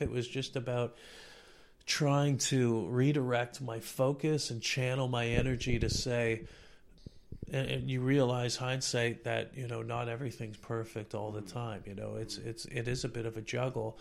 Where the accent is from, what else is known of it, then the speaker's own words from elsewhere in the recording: Toronto, Ontario, Canada; I was born and raised in Toronto